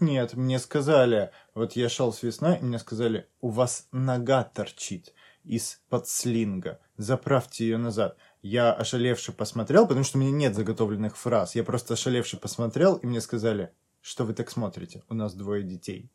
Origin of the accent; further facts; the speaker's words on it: North Caucasus, Russia; moved away; also born or lived in Stavropol Krai; я как бы с Кавказа